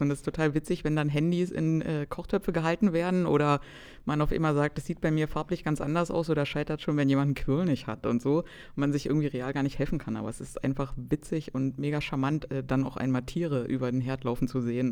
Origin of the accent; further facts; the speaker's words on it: Cottbus, Brandenburg, Germany; ich komme aus Cottbus in Brandenburg